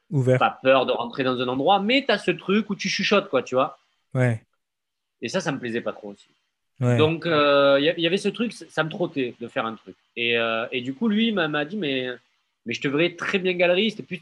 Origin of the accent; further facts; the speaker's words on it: Marseille, Provence-Alpes-Côte d'Azur, France; Je viens des quartiers nord de Marseille.